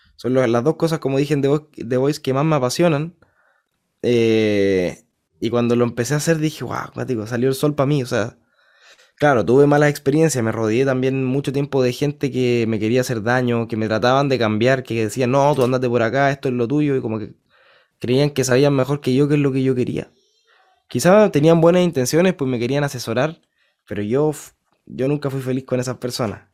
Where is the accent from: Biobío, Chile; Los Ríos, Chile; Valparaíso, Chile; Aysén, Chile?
Biobío, Chile; Concepción; Yo nací en Conce, en Concepción